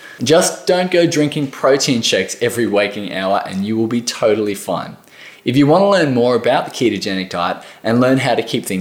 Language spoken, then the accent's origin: English; Australia